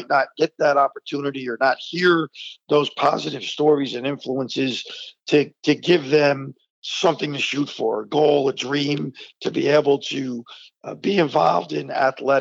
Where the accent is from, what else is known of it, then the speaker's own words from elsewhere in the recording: Verona, New Jersey, United States; also born or lived in East Orange, New Jersey; as a kid growing up in East Orange and then Verona